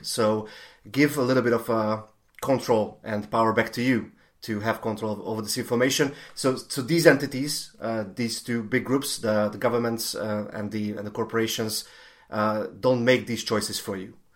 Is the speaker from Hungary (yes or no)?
yes; Hungary; I'm, I'm from Hungary